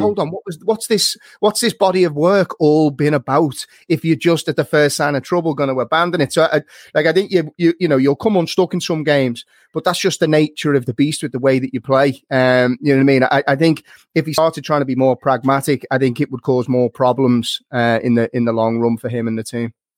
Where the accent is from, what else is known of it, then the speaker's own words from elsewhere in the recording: Liverpool, North West England, United Kingdom; moved away as an adult; now in Dublin, Ireland; I'm from Liverpool and there wasn't many Man United fans knocking about back home and since I moved to Dublin